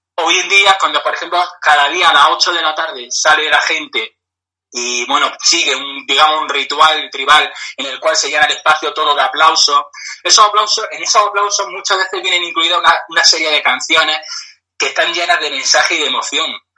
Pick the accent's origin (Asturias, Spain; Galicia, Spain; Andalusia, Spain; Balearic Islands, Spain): Andalusia, Spain; Granada; yo soy de Granada